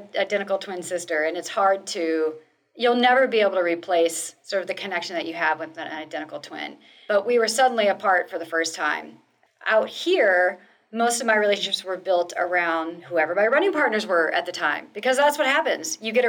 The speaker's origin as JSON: {"language": "English", "town": "Moline", "region": "Illinois", "country": "United States", "tie": "born or raised there", "moved": "yes", "lives_now": "Seattle, United States", "said": "So like Jess, I am also a Seattle transplant, born and raised in the Midwest, right on the border of Illinois and Iowa, in a town called Moline, Illinois."}